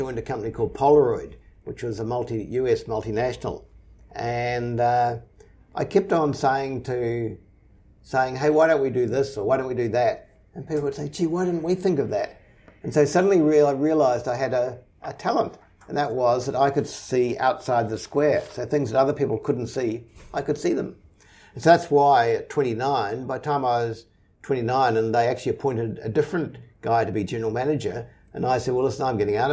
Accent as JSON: {"language": "English", "region": "Auckland", "country": "New Zealand", "tie": "born or raised there", "said": "I grew up in Auckland, in Onehunga, and I went to Onehunga High School"}